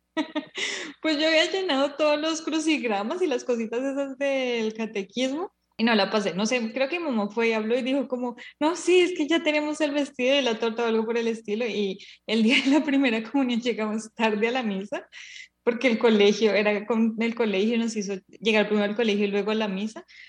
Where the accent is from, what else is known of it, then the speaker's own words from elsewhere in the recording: Colombia; somos colombianas, que somos en el contexto colombiano donde la religión mayoritaria es la religión católica y nuestros papás nos educaron